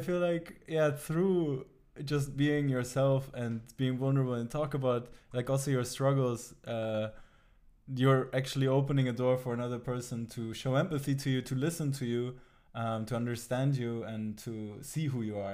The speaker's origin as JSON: {"language": "English", "country": "Germany", "tie": "born or raised there", "also_born_or_lived": "Tabriz, Iran", "moved": "yes", "lives_now": "Amsterdam, Netherlands", "said": "the town I grew up in Germany"}